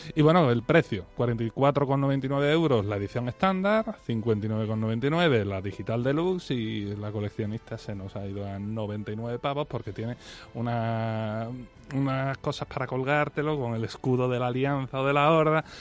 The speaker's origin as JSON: {"language": "Spanish", "country": "Spain", "said": "soy muy español"}